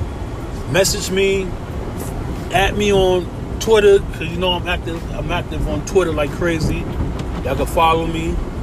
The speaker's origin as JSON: {"language": "English", "region": "Connecticut", "country": "United States", "said": "I'm from Connecticut"}